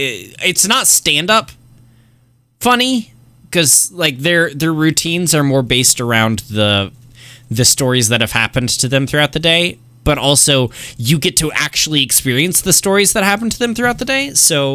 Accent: Killeen, Texas, United States; just say Texas. No, because fuck Austin. We're from Killeen.

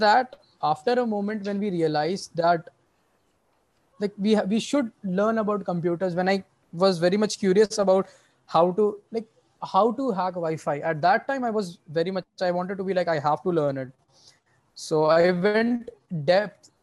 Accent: India; We as an Indian

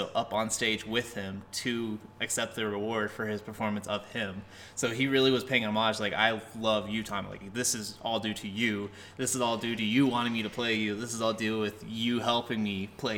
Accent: Colorado, United States; We're from Colorado.

